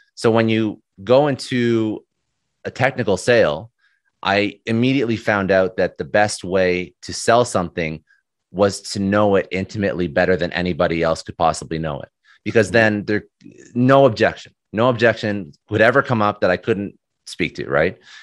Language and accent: English; Ottawa, Ontario, Canada; moved away as an adult; now in Toronto, Canada; I'm Canadian. Um, so I was born in Toronto, spent most of my life in Ottawa, then moved back to Toronto, and then, uh, that's, that's where I'm at right now.